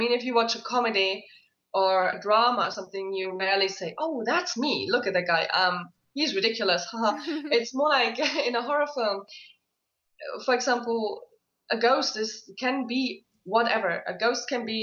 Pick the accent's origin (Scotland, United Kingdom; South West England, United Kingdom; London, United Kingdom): Scotland, United Kingdom; Isle of Skye; I grew up on the Isle of Skye, which is very heavy with legend and lore and fairy tales and scary tales